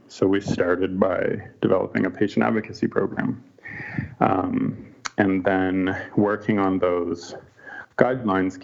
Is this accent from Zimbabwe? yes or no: no; Canada; moved away; my home country of Canada